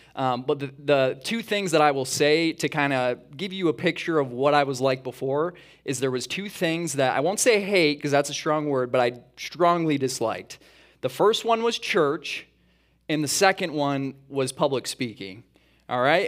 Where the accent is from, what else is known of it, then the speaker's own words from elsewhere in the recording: east side of Michigan, United States; moved away as an adult; also born or lived in Atlanta; We actually grew up on the east side of Michigan originally